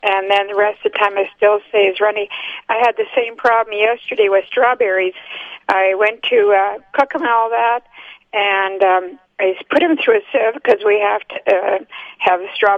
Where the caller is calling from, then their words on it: Kaleida, Manitoba, Canada; I'm calling from Kaleida.